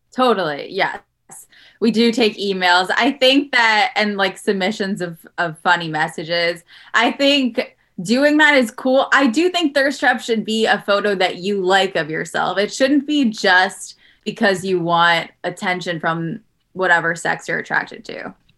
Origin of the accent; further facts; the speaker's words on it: New York City, New York, United States; also born or lived in Los Angeles; now in Jersey City, United States; I'm from Queens, but my mom moved here recently